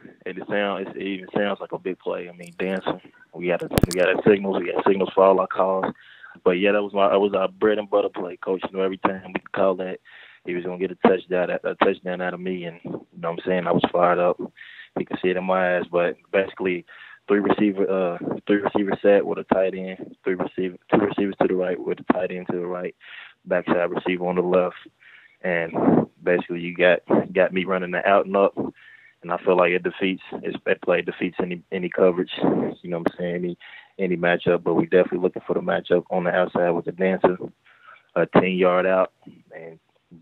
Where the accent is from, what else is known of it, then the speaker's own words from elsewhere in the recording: Louisville, Kentucky, United States; I'm originally from Louisville, Kentucky